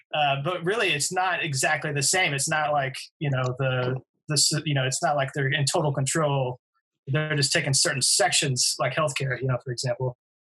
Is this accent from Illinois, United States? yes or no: no; Indiana, United States; moved away; I'm from Indiana.